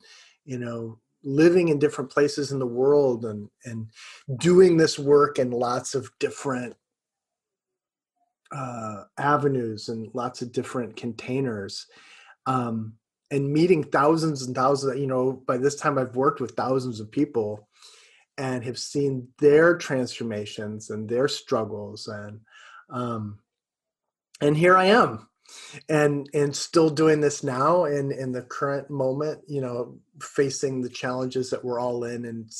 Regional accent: Peoria, Illinois, United States; I grew up in Peoria, Illinois

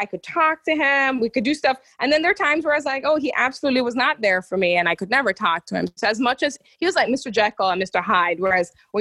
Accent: Jamaica; moved away as an adult; now in Florida, United States; all my past is in Jamaica. Remember, I'm an immigrant recent.

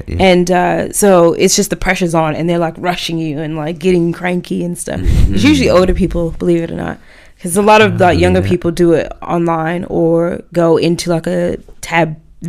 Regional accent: Australia; now in Auckland, New Zealand; And I'm like, look, I came from Australia. This is my salary here.

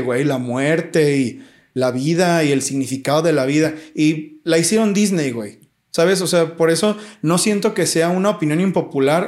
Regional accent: Mexico; yo soy mexicano

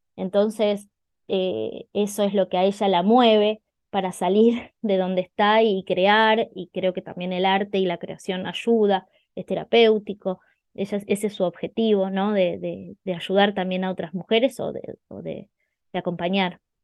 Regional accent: Buenos Aires, Argentina; moved away as an adult; now in Necochea, Argentina; yo soy de Argentina, soy de Buenos Aires. Hace muy poquito me mudé a la costa argentina, a un lugar que se llama Necochea

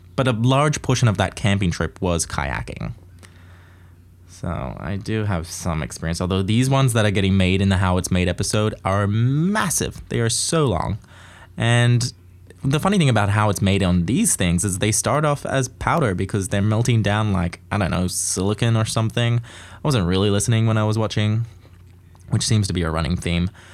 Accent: Australia; growing up in Australia, you get lots of opportunities

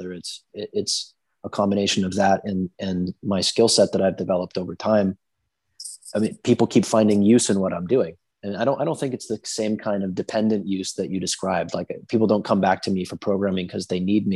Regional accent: New Hampshire, United States; this mentality comes from growing up in New Hampshire

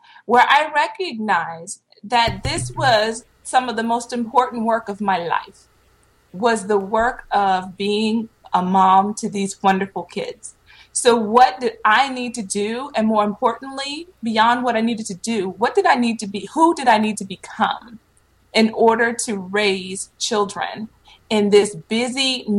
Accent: Petersburg, Virginia, United States; also born or lived in Panama City, Florida / San Antonio, Texas; So I originally am from Virginia. I was born in Petersburg, just south of Richmond. I lived in Virginia. We eventually moved to Panama City, Florida. And then I graduated high school in San Antonio, Texas.

